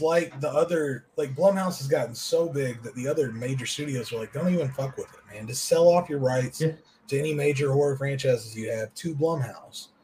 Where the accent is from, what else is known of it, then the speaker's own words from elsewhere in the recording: the South, Kentucky, United States; I grew up in the South